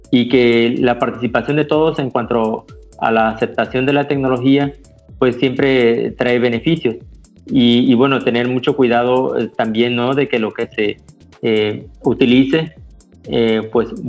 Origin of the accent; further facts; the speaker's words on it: Mexico; ese libro representa un logro muy importante para nosotros como investigadores mexicanos que tuvimos la oportunidad de coordinar este trabajo